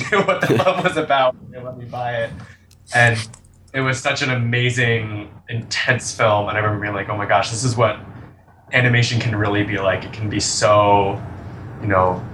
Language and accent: English; Albany, New York, United States; now in New York City, United States; I grew up in Albany, New York.